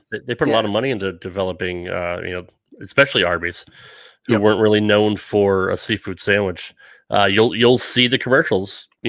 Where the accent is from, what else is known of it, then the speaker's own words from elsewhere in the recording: Rhode Island, United States; even growing up in the Northeast, I was never a seafood fan. And you can get fresh lobster right off the dock there in Rhode Island.